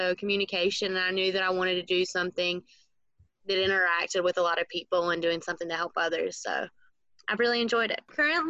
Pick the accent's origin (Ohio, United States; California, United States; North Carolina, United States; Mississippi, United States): North Carolina, United States; Ararat; I was born in Ararat, North Carolina, which is just a few minutes from Mount Airy or Mayberry for any of those who are a fan of the Andy Griffith Show.